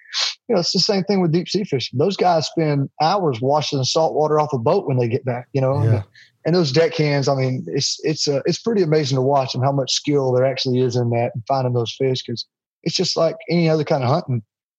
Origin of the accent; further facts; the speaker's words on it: Jacksonville, Alabama, United States; I'm from Jacksonville, Alabama, which is right there by Weiss Lake. They call it the crappie capital of the world.